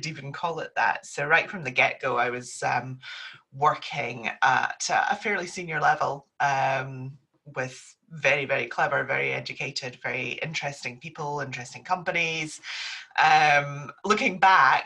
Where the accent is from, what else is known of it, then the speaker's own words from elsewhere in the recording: Perth, Scotland, United Kingdom; also born or lived in Aberdeen / Glasgow / Bradford; I grew up in Perth before going off to university